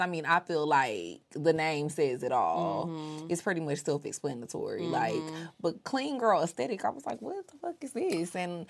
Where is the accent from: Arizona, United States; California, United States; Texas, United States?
Texas, United States; also born or lived in Louisiana; I'm from Texas and my family from Louisiana.